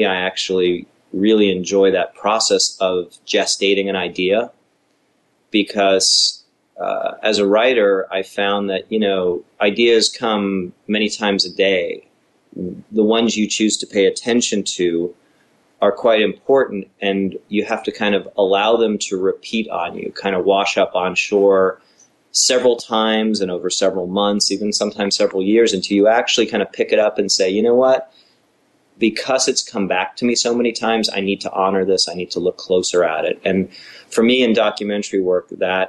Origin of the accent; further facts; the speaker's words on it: Los Angeles, California, United States; as a young kid growing up in the San Fernando Valley